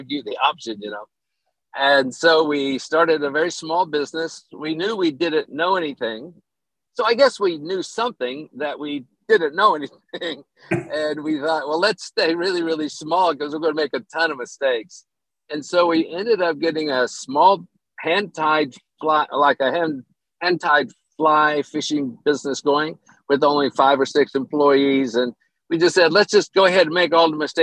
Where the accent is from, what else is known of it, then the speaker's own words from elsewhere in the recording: Oak Ridge, Tennessee, United States; moved away as an adult; also born or lived in China / Denver; I ended up going back to my hometown in Tennessee, Oak Ridge.